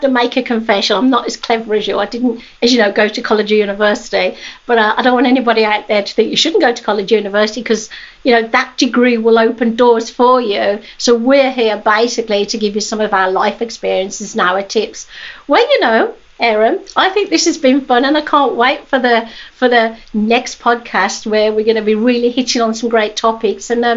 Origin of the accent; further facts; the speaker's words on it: England, United Kingdom; moved away; at high school in England, because obviously I was born in England